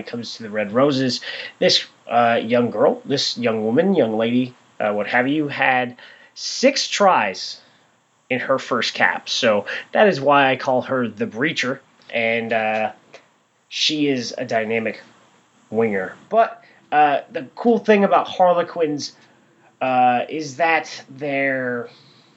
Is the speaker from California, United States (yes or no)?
yes; Southern California, United States; I'm from SoCal